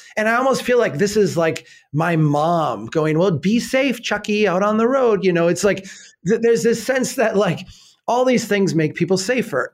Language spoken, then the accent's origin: English; Minnesota, United States; I'm a Minnesotan